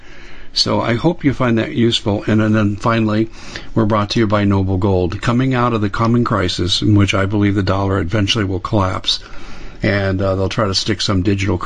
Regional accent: Arizona, United States; I'm from Arizona

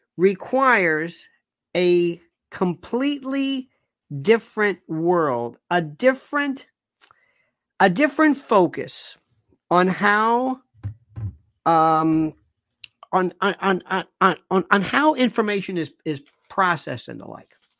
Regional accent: United States; I'm an American citizen. I don't live there

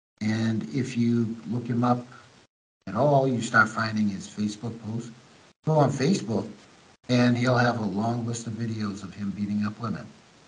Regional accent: United States; moved away as an adult; now in Ukraine; being an American, in the Cold War, I grew up in the Cold War

